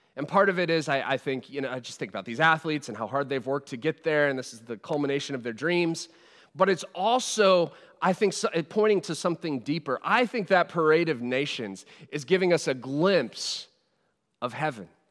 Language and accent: English; United States; now in Sheffield, United Kingdom; as an American